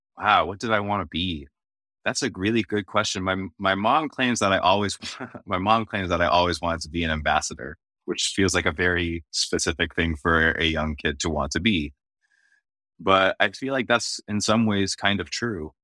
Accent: just south of Boston, Massachusetts, United States; first language Arabic; now in Washington, D.C., United States; I was born and raised just south of Boston, Massachusetts

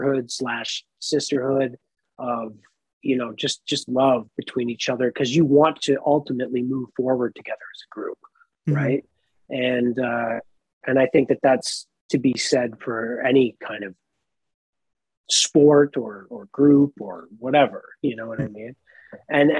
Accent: Nova Scotia, Canada; I grew up in Nova Scotia.

